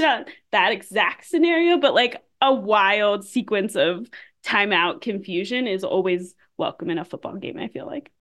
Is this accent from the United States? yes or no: yes; Pittsburgh, Pennsylvania, United States; I grew up in Pittsburgh